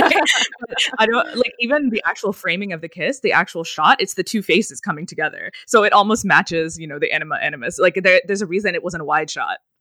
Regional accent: United States; first language English; I'm Indian. Well, I'm American, but, but, um, but, um, my family is Indian

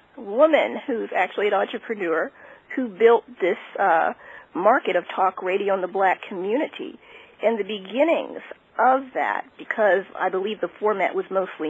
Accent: Washington, District of Columbia, United States; Growing up in the Washington metropolitan area

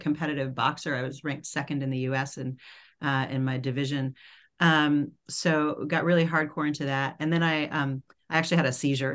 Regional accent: New York City, New York, United States; I grew up in New York City in Manhattan

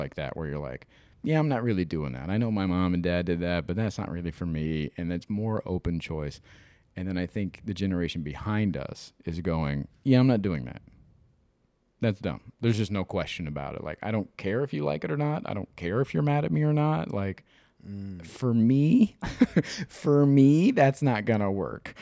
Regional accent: Midwest, United States; I'm from the Midwest, I grew up in the fucking nineties

